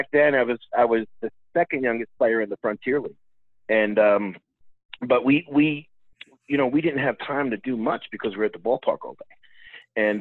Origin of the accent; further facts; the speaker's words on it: New York, United States; being a New Yorker